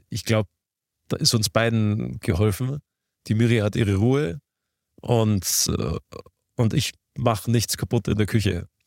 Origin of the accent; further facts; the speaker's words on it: Garmisch-Partenkirchen, Bavaria, Germany; ich komme aus Garmisch-Partenkirchen